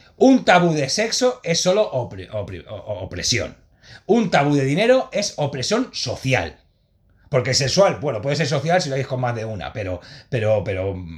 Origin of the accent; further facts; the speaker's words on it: Sant Boi de Llobregat, Catalonia, Spain; Sí, de Samboy, de Llobregat